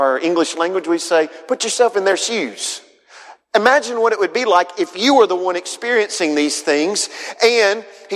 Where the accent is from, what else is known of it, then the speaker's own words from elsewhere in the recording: Huntsville, Alabama, United States; I'm from Northwest Alabama, grew up in Huntsville, Madison area